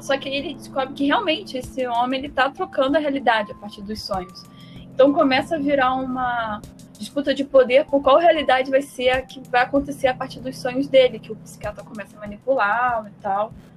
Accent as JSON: {"language": "Portuguese", "country": "Brazil", "said": "Enquanto brasileiro aqui"}